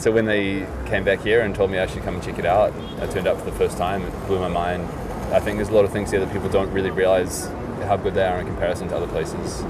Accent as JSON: {"language": "English", "country": "New Zealand", "moved": "yes", "said": "in New Zealand, where I'm from"}